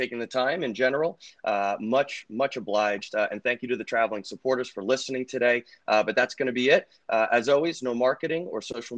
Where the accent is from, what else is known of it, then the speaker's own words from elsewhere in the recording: Northern New Jersey, United States; moved away; we are originally from Northern New Jersey, where many families had, you know, parents who commuted into the city